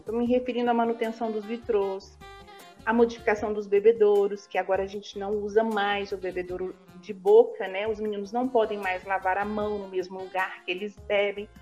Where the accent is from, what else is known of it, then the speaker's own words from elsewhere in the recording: Belo Horizonte, Minas Gerais, Brazil; moved away as an adult; now in Franca, Brazil; Sou natural da cidade de Belo Horizonte. Eu moro em Franca desde o ano de dois mil e um